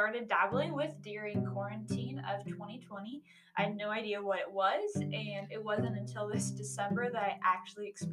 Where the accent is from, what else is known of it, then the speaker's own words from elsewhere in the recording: Canby, Oregon, United States; now in Idaho, United States; I am from Canby, Oregon. It's about 30 minutes south of Portland